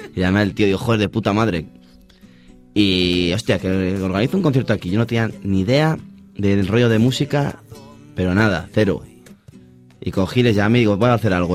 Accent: village on the Porma river, Castile and León, Spain; el río de mi pueblo, el Porma

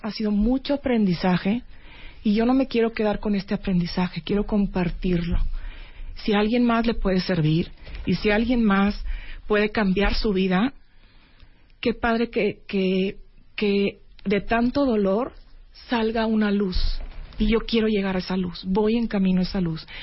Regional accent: Monterrey, Nuevo León, Mexico; Yo soy de Monterrey

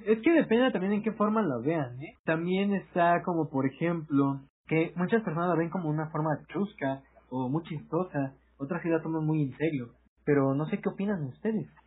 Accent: Mexico; somos mexicanos

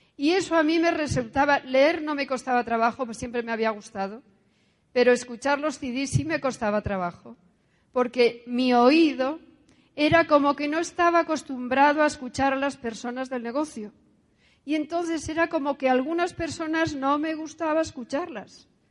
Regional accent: Asturias, Spain; nací en España, en Asturias. Soy hija única, hija de un militar y una de casa. Eh, estudié en un colegio religioso.

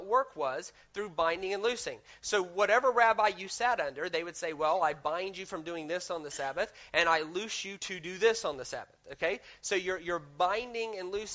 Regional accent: the South, United States; I grew up in the South in America

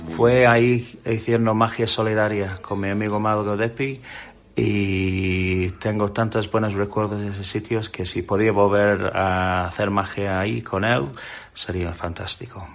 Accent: England, United Kingdom; Spanish is a second language; moved away as an adult; now in Spain

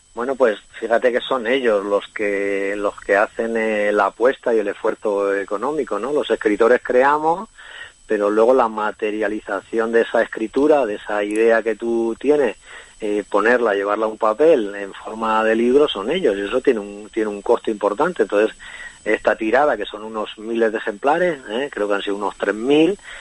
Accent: Ciudad Real, Castilla-La Mancha, Spain; yo soy un escritor de Castilla-La Mancha también, de Ciudad Real.

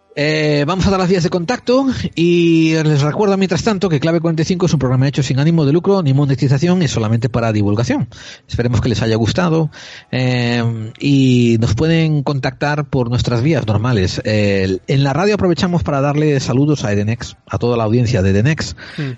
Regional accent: Spain; como español

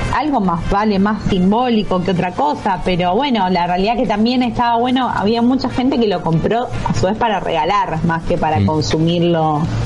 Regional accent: southern Buenos Aires Province, Argentina; yo soy de Huile, mm. nací acá en Huile o sea, es zona sur de provincia de Buenos Aires

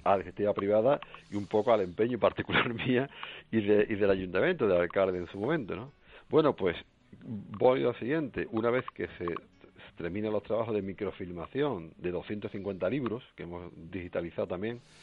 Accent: La Puebla de Cazalla, Andalusia, Spain; de aquí de mi localidad

